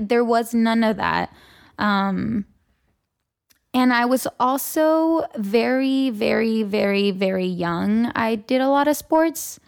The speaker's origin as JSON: {"language": "English", "town": "Tijuana", "region": "Baja California", "country": "Mexico", "tie": "born or raised there", "also_born_or_lived": "San Diego, California", "moved": "yes", "lives_now": "Los Angeles, United States", "said": "So I grew up there, and that's really home"}